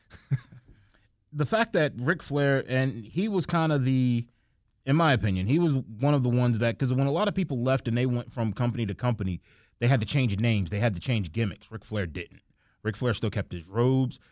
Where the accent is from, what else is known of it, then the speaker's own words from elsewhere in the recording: New York, United States; as a guy from New York, and I remember watching W C W with my brother and growing up in New York